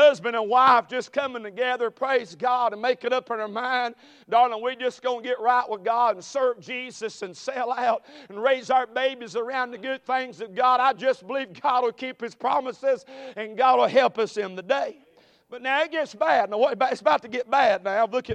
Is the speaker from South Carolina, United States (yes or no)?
yes; Conestee, South Carolina, United States; I'm from Greenville, South Carolina, or a little mill village of Conestee.